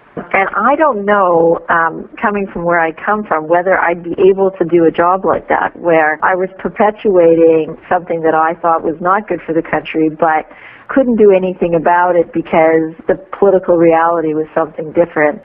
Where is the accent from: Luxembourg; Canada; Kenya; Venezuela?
Canada